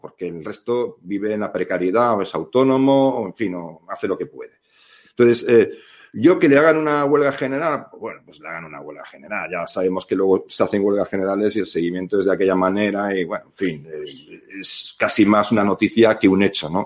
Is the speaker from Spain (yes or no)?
yes; Spain; no somos propiamente los españoles